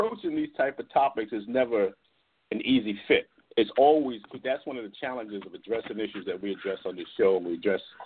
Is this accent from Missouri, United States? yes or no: no; Plainfield, New Jersey, United States; I grew up in Plainfield, New Jersey